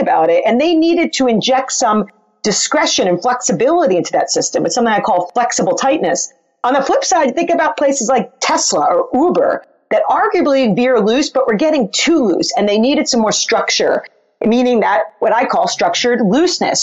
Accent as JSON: {"language": "English", "region": "New York", "country": "United States", "said": "I'm from New York"}